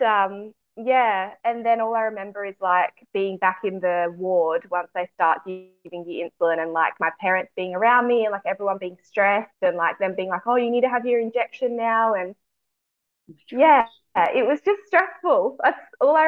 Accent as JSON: {"language": "English", "town": "Adelaide", "region": "South Australia", "country": "Australia", "said": "I'm from Adelaide, so South Australia"}